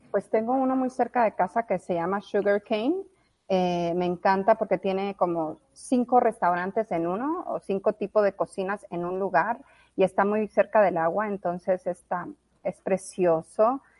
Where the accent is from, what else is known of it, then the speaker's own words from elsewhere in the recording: La Guajira, Colombia; also born or lived in Mexico; now in United States; crecí en La Guajira, eh, hice high school en La Guajira